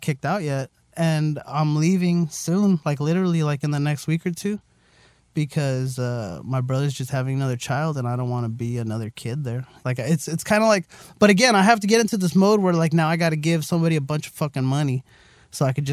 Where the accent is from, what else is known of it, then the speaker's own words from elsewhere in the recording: La Puente, California, United States; also born or lived in West Covina; I say that I'm, you know, from La Puente